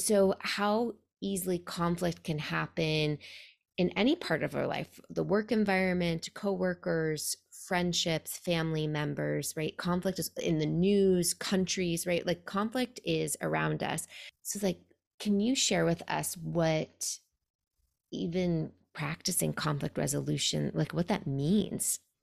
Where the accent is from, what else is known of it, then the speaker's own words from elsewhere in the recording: New York City, New York, United States; now in Pacific Northwest, United States; I'm originally from New York City, a place that is known as being aggressive